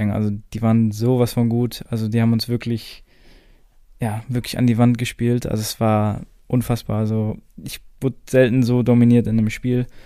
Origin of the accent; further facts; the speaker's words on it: Dortmund, North Rhine-Westphalia, Germany; Also ich bin jetzt kein Schalke-Fan, weil ich bin ja Dortmunder.